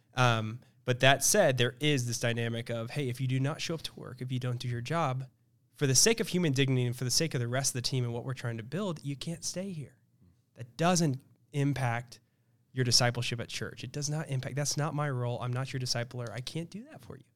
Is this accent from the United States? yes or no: yes; Kansas City, Missouri, United States; I grew up in Kansas City, Missouri